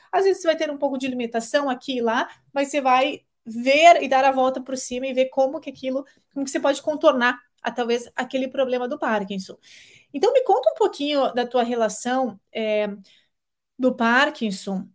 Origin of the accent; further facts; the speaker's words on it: Curitiba, Paraná, Brazil; Eu sou curitibana